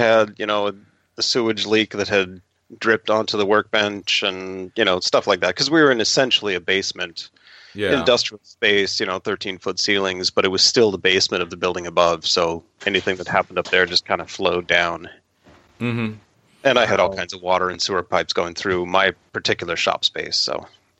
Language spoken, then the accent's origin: English; Redding, California, United States; now in San Diego, United States; I grew up in Northern California, up near Redding.